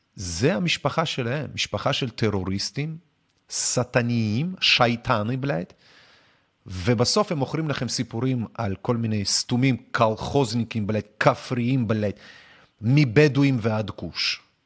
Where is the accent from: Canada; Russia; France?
Russia; now in Israel; אני מגיע ממדינה, כאילו, מרוסיה